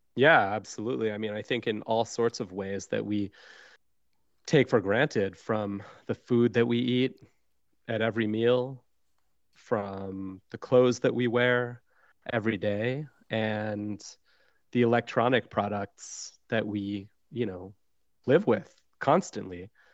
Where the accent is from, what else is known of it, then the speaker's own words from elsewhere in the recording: Tucson, Arizona, United States; when I was a kid growing up in Tucson, Arizona